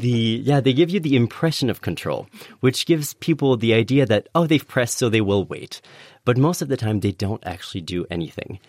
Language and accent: English; Canada; moved away; in Canada, uh, my home country